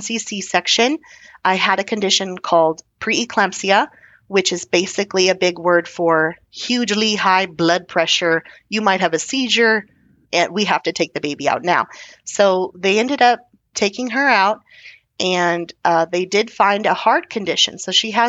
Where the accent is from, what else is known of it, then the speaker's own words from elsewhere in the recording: Texas, United States; being Texan